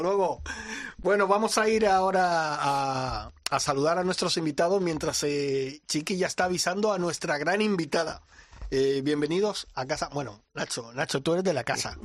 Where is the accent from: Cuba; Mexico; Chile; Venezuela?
Cuba; now in Spain; En mi tierra, en Cuba